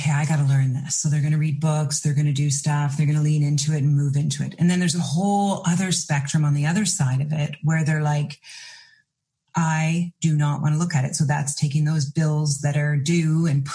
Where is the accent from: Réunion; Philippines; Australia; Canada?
Canada; In Canada, I'm from Canada